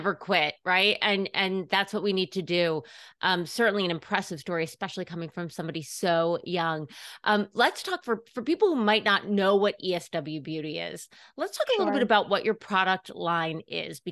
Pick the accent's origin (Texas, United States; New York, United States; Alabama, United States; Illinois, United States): New York, United States; New York City; as a New Yorker